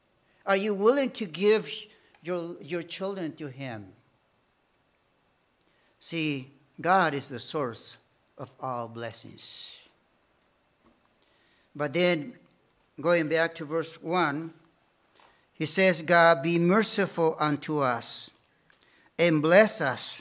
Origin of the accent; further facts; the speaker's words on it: Bolivia; English is a second language; moved away; also born or lived in Detroit, United States